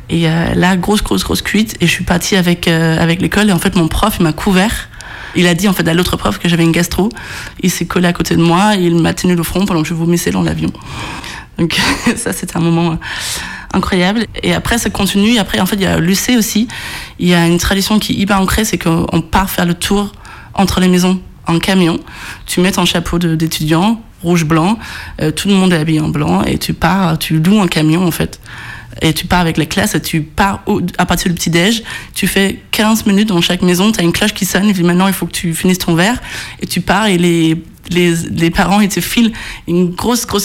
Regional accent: Odense, Southern Denmark, Denmark; moved away; Je viens de Odense, très difficile à prononcer. Toute petite euh, ville comparée à la France, en tout cas, même si c'est le troisième ville du Danemark.

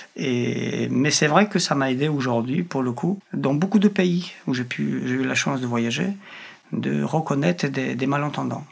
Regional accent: Poland; French is a second language; moved away as an adult; now in France; je suis polonais

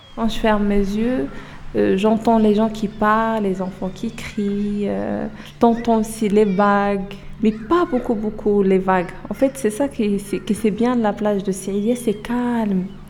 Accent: Oujda, Oriental, Morocco; French is a second language; now in France; moi, je suis marocaine. Euh, j'habite d'origine à Oujda.

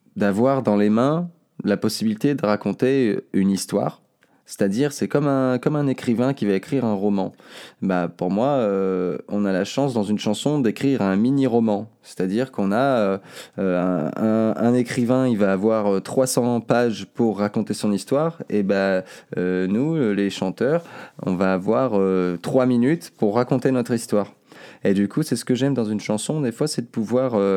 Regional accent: Seyssinet-Pariset, Auvergne-Rhône-Alpes, France; né là, je suis né ici. Ici, vers Cessiné. J'ai grandi à Cessiné, et j'habite aujourd'hui encore assassiné

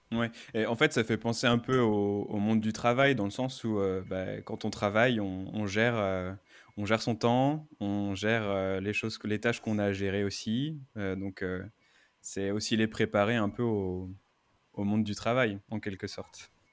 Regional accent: Brittany, France; now in Paris, France; venant de Bretagne

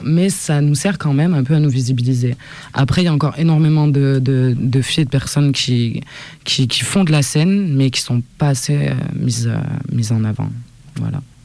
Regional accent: Saint-Étienne, Auvergne-Rhône-Alpes, France; Je viens de Saint-Étienne, 4-2, juste à côté

